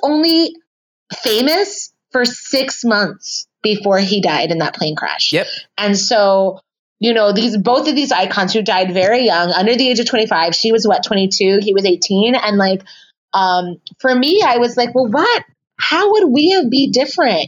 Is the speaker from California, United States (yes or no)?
yes; San Francisco, California, United States; moved away as an adult; now in Chicago, United States; I was born and raised here in San Francisco